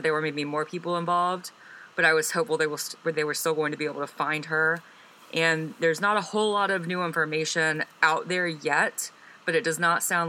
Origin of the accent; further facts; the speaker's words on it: Birmingham, Alabama, United States; my hometown of Birmingham